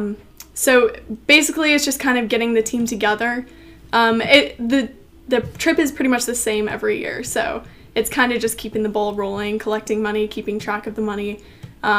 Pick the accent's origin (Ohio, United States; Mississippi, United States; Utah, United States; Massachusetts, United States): Utah, United States; moved away as an adult; now in Grove City, United States; I'm from Utah